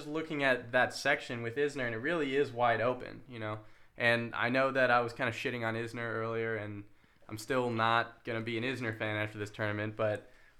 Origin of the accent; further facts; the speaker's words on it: United States; especially as an American.